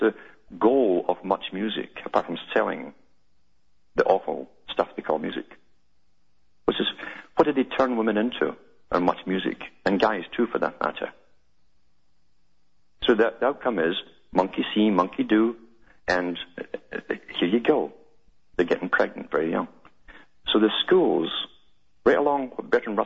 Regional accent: United Kingdom; moved away; I grew up in Britain

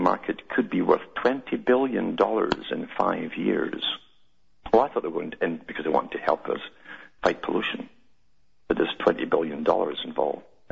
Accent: United Kingdom; moved away; I grew up in Britain

